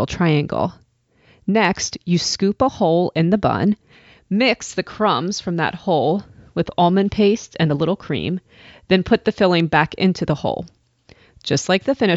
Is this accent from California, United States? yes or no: no; Washington, District of Columbia, United States; I'm an American. I grew up in the DC area.